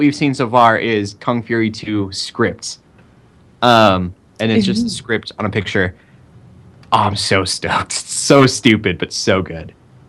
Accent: United States; I'm like an English dub, non-caring American.

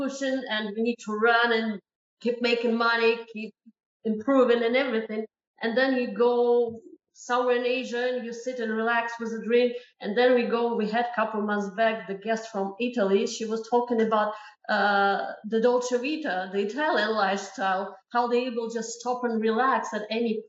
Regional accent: Ukraine; I am from Ukraine

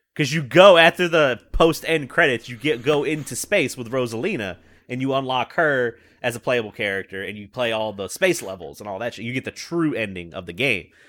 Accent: the Bible Belt, the South, United States; I'm right in the middle of it

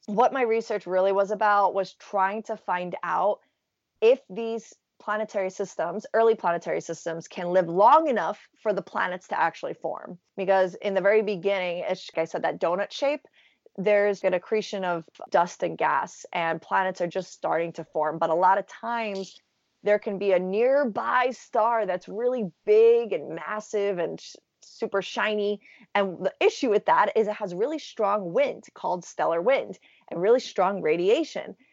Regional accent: New York City, New York, United States; growing up in New York City

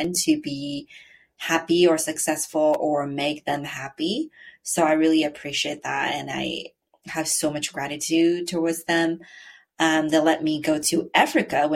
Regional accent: China; English is a second language; now in United States; I grew up in China

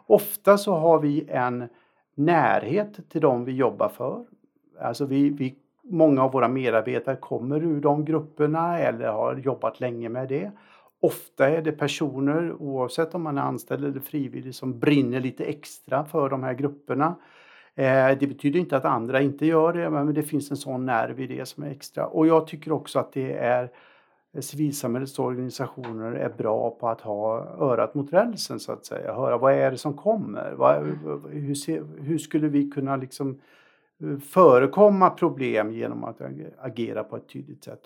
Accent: Alingsås, Västra Götaland, Sweden; jag är en småstadskille från Allingsås

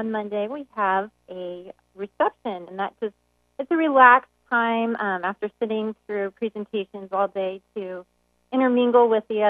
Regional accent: Walla Walla, Washington, United States; No, I've bounced around too, but I went to high school actually in Washington State, in Walla Walla, Washington.

